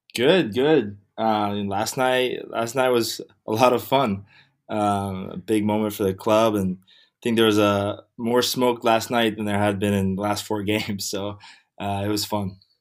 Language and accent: English; Weston, Florida, United States; also born or lived in White Plains, New York / New York (Columbia); I was born in White Plains, New York, um, and then I moved down to South Florida when I was seven, uh, to a city called Weston